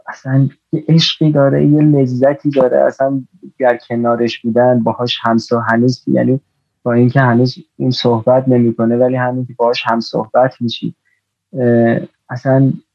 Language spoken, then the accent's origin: Persian; Iran; ماها تو ایران باز ما هم یعنی من خودم نسل ده 60 نسل میدونی سال دو به دنیا آمدم به هر حال نسل خیلی جالبی نبودیم به هر حال میدونی یعنی یه توی فضای خیلی عجیبی بزرگ شدیم